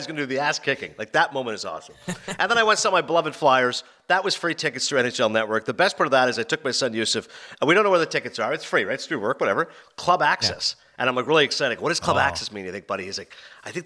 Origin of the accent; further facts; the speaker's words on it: Canada; now in United States; I'm Canadian. I live in America